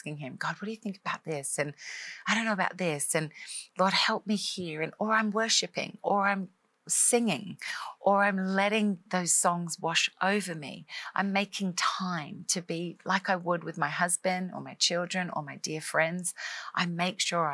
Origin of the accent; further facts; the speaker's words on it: Australia; moved away as an adult; now in Nashville, United States; I'm an Australian girl living in America. Grew up in Australia, obviously most of my life